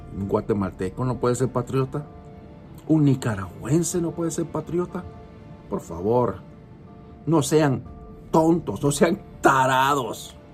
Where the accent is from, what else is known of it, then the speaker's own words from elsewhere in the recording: United States; yo nací en este país de Estados Unidos. Yo soy norteamericano de nacimiento. Mis padres son cubanos.